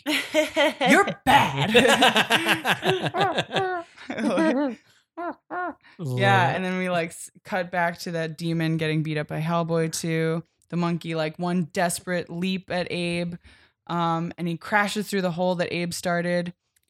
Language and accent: English; Philadelphia, Pennsylvania, United States; we're from Philadelphia